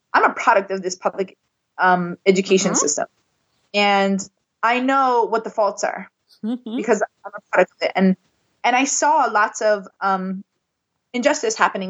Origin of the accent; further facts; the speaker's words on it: Maui, Hawaii, United States; also born or lived in San Diego; I would consider myself local because I'm born and raised on Maui